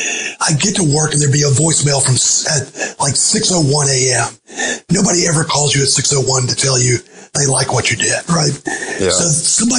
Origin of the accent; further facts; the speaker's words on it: the South, United States; I certainly heard people saying that, growing up in the South.